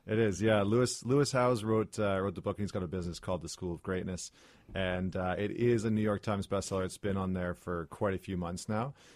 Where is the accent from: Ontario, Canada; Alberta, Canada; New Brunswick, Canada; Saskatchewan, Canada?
Alberta, Canada; I grew up in Alberta, which is, as we all know, kind of like the Texas of Canada